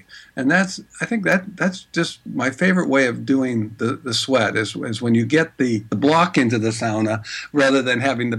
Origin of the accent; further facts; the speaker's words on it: San Francisco, California, United States; also born or lived in Norway / Prague; I was born here in San Francisco, but grew up back and forth to Norway, where my father's from. And also lived in all over Europe, lived in Prague